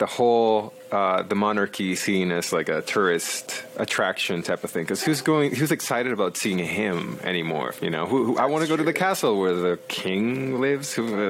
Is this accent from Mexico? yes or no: yes; Mexico; born there; because my dad's from Mexico. I was born in Mexico too.